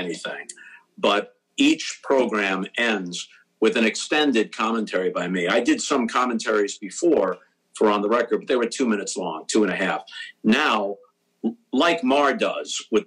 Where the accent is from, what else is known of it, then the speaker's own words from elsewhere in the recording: New York, United States; moved away as an adult; also born or lived in St. Louis, Missouri; When they ask me where I was born and raised, I say New York